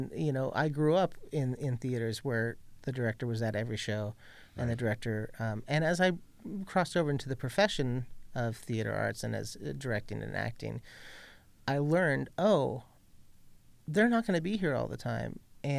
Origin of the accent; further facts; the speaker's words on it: Ventura, California, United States; I grew up in Ventura, California